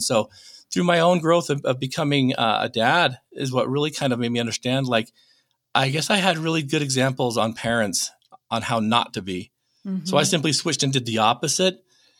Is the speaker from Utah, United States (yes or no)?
yes; Utah, United States; also born or lived in North Dakota; I was born in North Dakota. A couple weeks later, still the night, she takes all of us kids back to Utah.